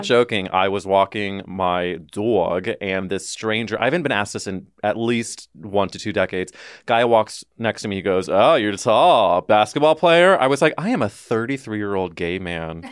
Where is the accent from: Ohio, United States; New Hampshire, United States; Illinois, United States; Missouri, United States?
Missouri, United States; St. Louis; growing up in the Midwest in a very specific sliver of Saint Louis